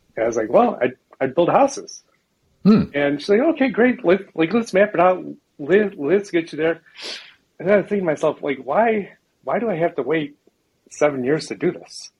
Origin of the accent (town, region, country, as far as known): Chicago, Illinois, United States; born or raised there; moved away as an adult; now in Boulder, United States